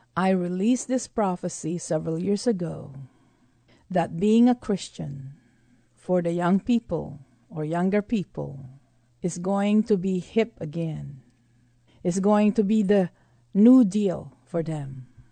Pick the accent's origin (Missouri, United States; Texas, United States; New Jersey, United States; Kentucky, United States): Texas, United States; being a Texan